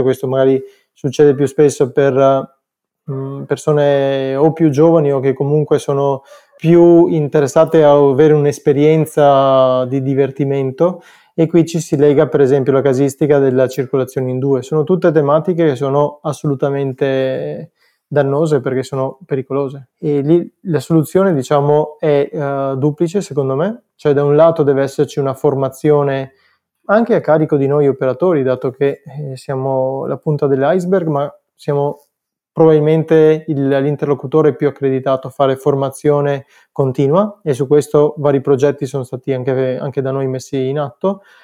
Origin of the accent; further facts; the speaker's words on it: Cittadella, Veneto, Italy; Cittadella che è il mio paesino